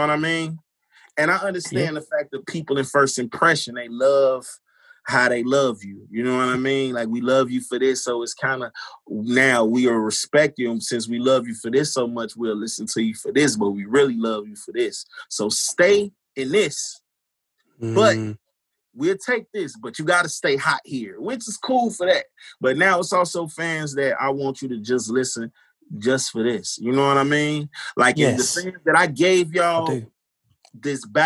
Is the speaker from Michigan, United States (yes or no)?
no; Chicago, Illinois, United States; growing up in Chicago